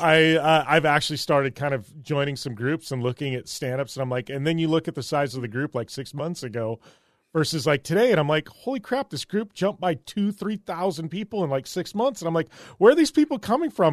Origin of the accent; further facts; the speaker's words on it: Parker, Arizona, United States; growing up in Parker, I've been around jet skis my entire life